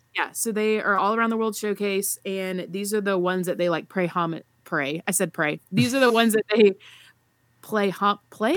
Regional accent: the South, United States; I'm from the South

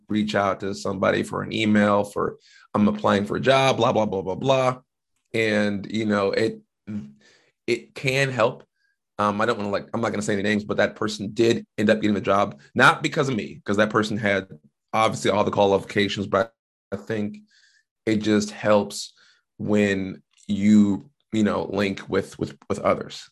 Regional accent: Washington, United States; I didn't have to leave my home state

